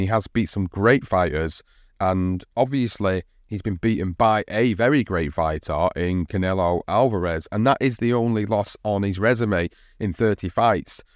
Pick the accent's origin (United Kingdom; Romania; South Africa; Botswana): United Kingdom; as a British fight fan